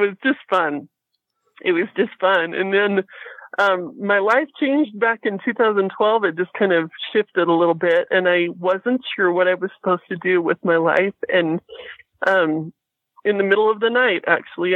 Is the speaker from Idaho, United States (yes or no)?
yes; Fort Hall, Idaho, United States; I grew up on the Shoban Indian Reservation down by Fort Hall